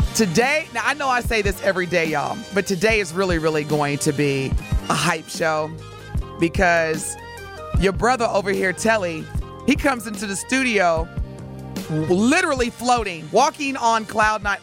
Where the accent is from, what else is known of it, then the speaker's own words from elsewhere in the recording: Evansville, Indiana, United States; I grew up in Evansville, Indiana.